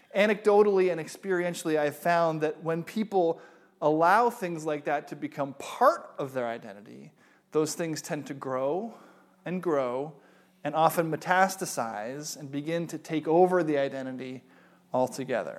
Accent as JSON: {"language": "English", "country": "United States", "said": "I am an American."}